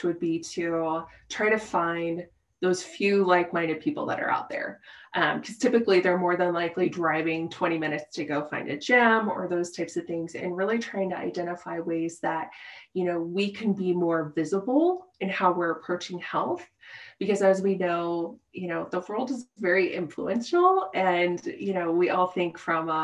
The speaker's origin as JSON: {"language": "English", "region": "Midwest", "country": "United States", "tie": "born or raised there", "moved": "as an adult", "lives_now": "Colorado, United States", "said": "born and raised in the Midwest"}